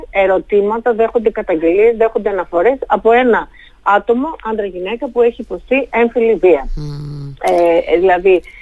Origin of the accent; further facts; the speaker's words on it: Thessaloniki, Central Macedonia, Greece; Σε αντίθεση με την πόλη μου τη Θεσσαλονίκη που έχει